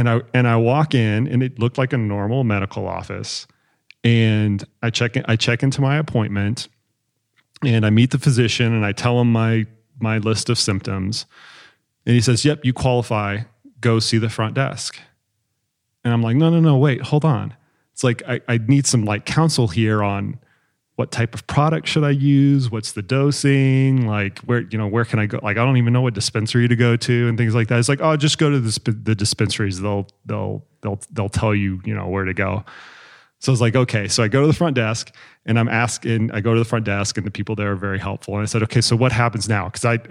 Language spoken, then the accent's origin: English; Texas, United States; I'm a Texan, red state.